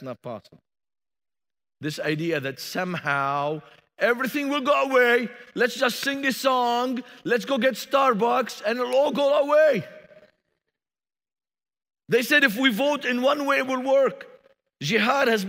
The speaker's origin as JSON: {"language": "English", "town": "Beirut", "region": "Beirut Governorate", "country": "Lebanon", "tie": "born or raised there", "moved": "as an adult", "lives_now": "Indianapolis, United States", "said": "I was born in Beirut, Lebanon. I grew up five blocks from the seashore, and I moved to Indianapolis, Indiana."}